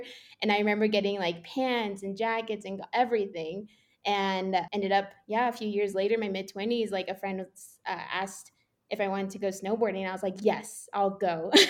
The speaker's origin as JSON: {"language": "English", "region": "Four Corners area of New Mexico", "country": "United States", "tie": "born or raised there", "also_born_or_lived": "Phoenix, Arizona", "moved": "as an adult", "lives_now": "Denver, United States", "said": "I grew up in the Four Corners area of New Mexico. Yeah, it's a desert, but I can look out and see mountains."}